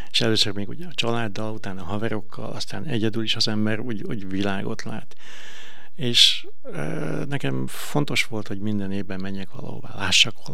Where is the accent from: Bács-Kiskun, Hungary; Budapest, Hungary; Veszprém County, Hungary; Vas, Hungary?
Veszprém County, Hungary; Veszprém; also born or lived in China; Én nagyon büszke vagyok arra, hogy Veszprémi vagyok.